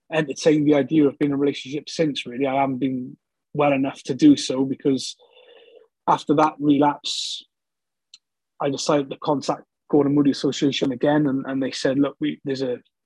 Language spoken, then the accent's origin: English; Newport, Wales, United Kingdom; moved away as an adult; also born or lived in London / Bristol; I'm from Newport, South Wales, just over the Severn Bridge